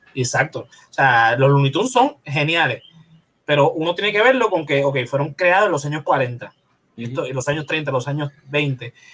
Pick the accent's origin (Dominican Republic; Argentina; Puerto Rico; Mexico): Puerto Rico